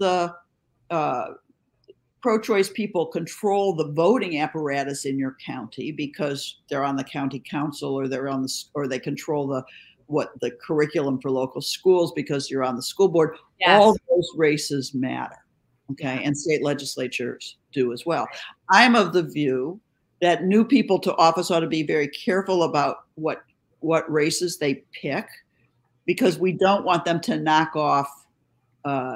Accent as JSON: {"language": "English", "region": "Pennsylvania", "country": "United States", "said": "I'm from Pennsylvania"}